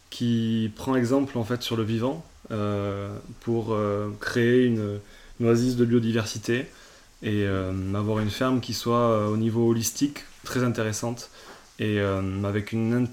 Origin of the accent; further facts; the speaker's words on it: Toulouse, Occitania, France; also born or lived in Reims / Paris; alors au départ, moi je bossais à Paris, euh, donc j'étais parti de Toulouse, j'avais fait une école de commerce à Reims et je suis parti bosser à Paris en tant que consultant financier.